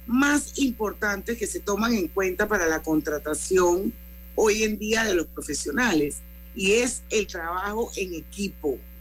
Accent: Panama; todos somos panameños todos vivimos en este país

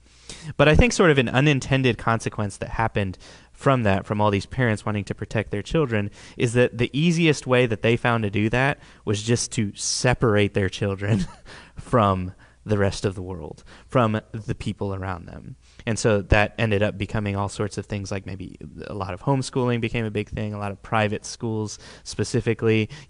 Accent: Uruguay; born there; parents, they were missionaries in the country of Uruguay in South America, which is where I was born. I was born in Uruguay.

